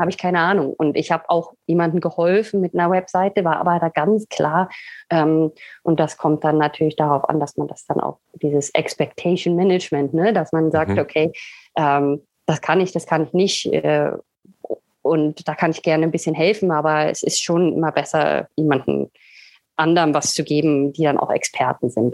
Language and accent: German; Berlin, Germany; moved away as an adult; also born or lived in England / Sweden; now in Italy; ich komme aus Berlin ursprünglich, äh, habe aber dann zehn Jahre in England gelebt, dann in Schweden und momentan befinde ich mich in Italien